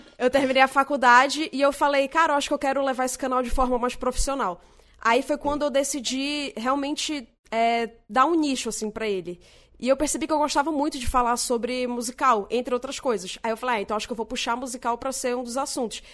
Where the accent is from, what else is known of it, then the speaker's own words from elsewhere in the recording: Manaus, Amazonas, Brazil; moved away as an adult; now in São Paulo, Brazil; É, eu sou de Manaus, eu tô morando em São Paulo desde 2015.